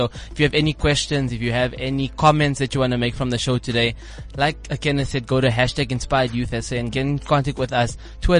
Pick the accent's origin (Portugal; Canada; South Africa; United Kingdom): South Africa; Klerksdorp, North West; Since I'm from Klerksdorp.